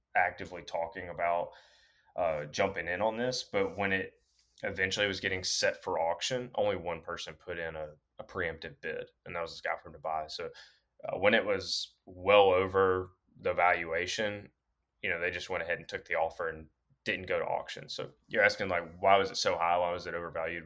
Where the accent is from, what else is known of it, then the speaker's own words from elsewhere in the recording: Alabama, United States; now in Pennsylvania, United States; coming from Alabama